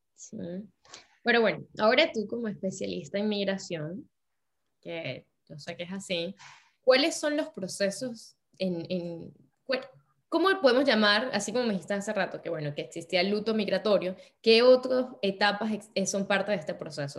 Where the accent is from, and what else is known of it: Andes, Venezuela; now in France